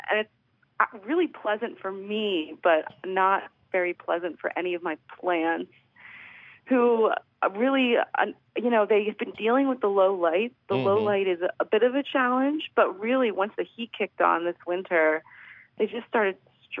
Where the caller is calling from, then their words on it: Philadelphia, Pennsylvania, United States; I'm calling from Philadelphia. I'm calling from right in the middle of the city.